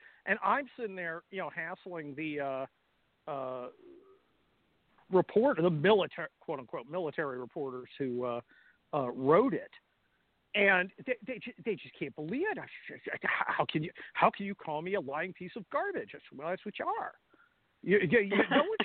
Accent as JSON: {"language": "English", "area": "Bay Area", "region": "California", "country": "United States", "said": "I came from California. You know, I was from the Bay Area"}